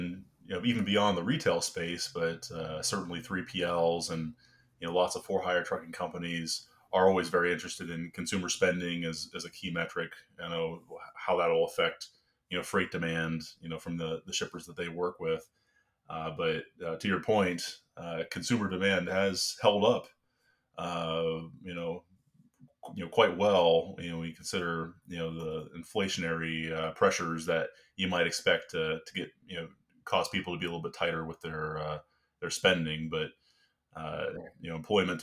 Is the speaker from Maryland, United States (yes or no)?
no; Northwest Ohio, United States; now in Washington, D.C. area, United States; I'm also from Ohio, so yeah, I mean, our go-to was always Myers, growing up in Northwest Ohio